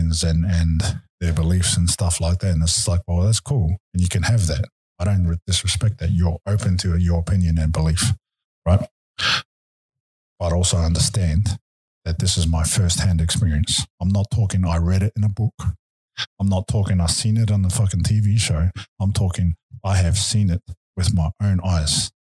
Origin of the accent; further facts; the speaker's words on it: Auckland, New Zealand; also born or lived in Wellington; when I was 5 years old, when I was adopted, we moved from Wellington to Auckland and I grew up with my grandmother